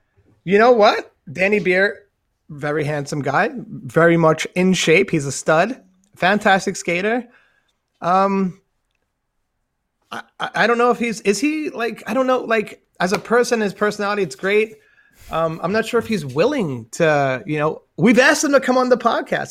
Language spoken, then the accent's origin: English; New York City, New York, United States; I'm from Staten Island